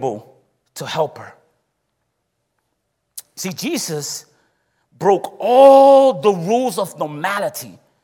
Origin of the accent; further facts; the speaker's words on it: Puerto Rico; moved away; I come from the countryside of Puerto Rico